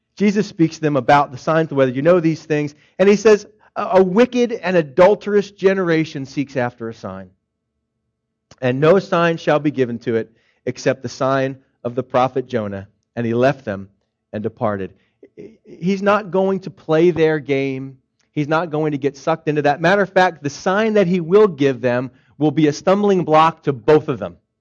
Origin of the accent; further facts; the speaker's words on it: Philadelphia, Pennsylvania, United States; moved away; I'm from Philadelphia